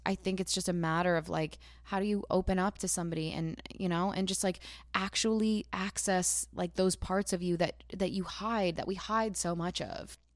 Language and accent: English; New Jersey, United States; I'm from Jersey